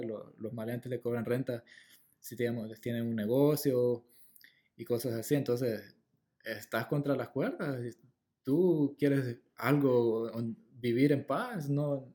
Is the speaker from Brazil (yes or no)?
no; El Salvador; moved away as an adult; now in Los Angeles, United States; yo me regresaría a El Salvador a vivir allá, porque mm, de donde soy, la verdad, allá nací